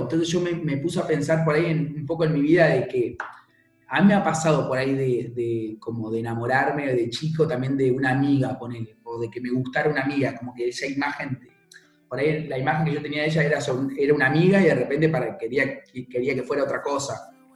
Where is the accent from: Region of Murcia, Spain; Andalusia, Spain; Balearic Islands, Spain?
Balearic Islands, Spain; Mallorca; now in England, United Kingdom; soy de Mallorca, pero vivo en Inglaterra